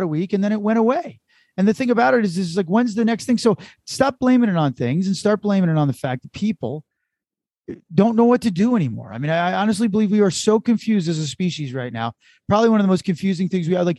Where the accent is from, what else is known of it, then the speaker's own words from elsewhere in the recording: United States; I'm an American, but I descended from the Irish